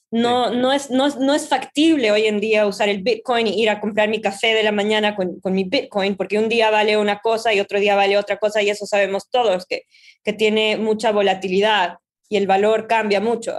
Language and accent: Spanish; Bolivia; now in New York, United States; Yo soy de Bolivia, trabajo en Nueva York